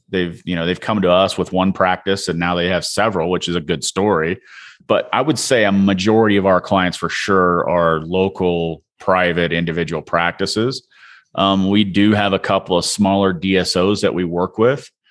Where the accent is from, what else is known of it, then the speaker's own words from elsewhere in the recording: Illinois, United States; I'm from the Midwest. I'm originally from Illinois, a town of five hundred people